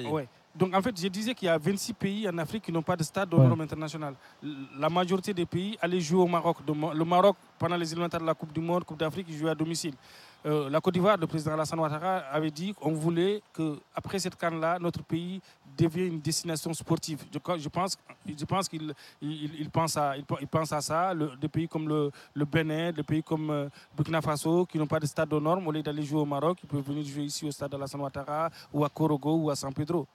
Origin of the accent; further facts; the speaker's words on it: Mauritania; je suis Mauritanien